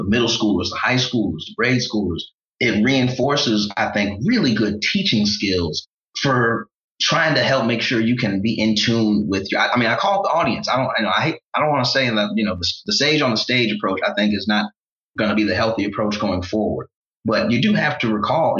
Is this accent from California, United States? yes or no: no; St. Louis, Missouri, United States; I'm proudly from St. Louis